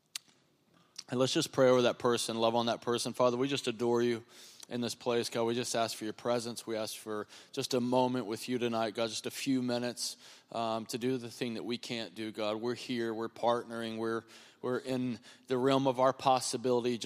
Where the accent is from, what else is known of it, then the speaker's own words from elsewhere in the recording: North Carolina, United States; also born or lived in North Wilkesboro, North Carolina; I'm from North Carolina